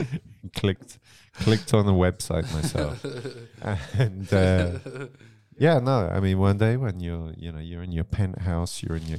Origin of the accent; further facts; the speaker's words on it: Germany; moved away; we grew up in Germany